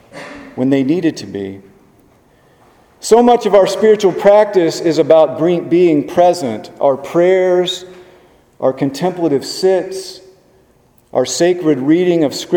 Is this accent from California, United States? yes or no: no; Webster Groves, Missouri, United States; moved away as an adult; now in Richmond, United States; Mark and I grew up in Webster Groves, which is just a few miles from Ferguson